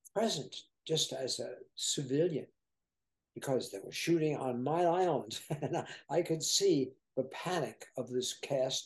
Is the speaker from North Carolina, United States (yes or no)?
no; Martha's Vineyard, Massachusetts, United States; I am really from Martha's Vineyard. That's where my family is. And we've owned homes there.